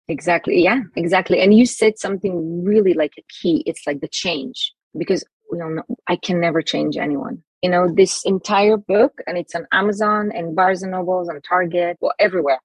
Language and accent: English; Jerusalem, Jerusalem District, Israel; I grew up in Israel, Jerusalem